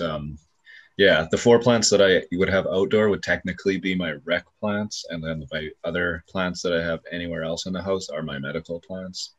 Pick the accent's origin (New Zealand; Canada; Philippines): Canada; here in my hometown